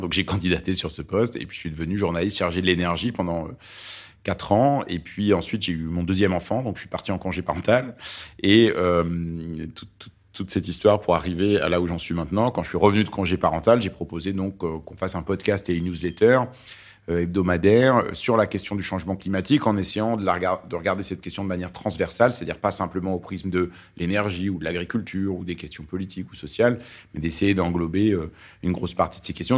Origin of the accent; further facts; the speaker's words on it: Lyon, Auvergne-Rhône-Alpes, France; first language Arabic; French is a second language; also born or lived in Beirut, Lebanon; je suis, euh, né au Liban, à Beyrouth, et c'est un pays où la gastronomie compte beaucoup. Et j'ai grandi à Lyon